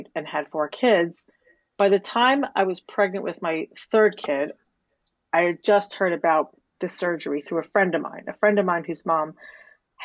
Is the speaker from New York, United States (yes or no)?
yes; New York City, New York, United States; moved away as an adult; now in London, United Kingdom; I'm a nice Jewish girl from Staten Island